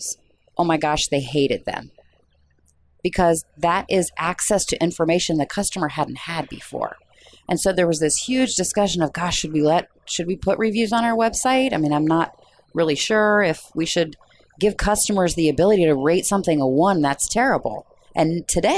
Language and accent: English; near Peoria, Illinois, United States; I grew up near Peoria, Illinois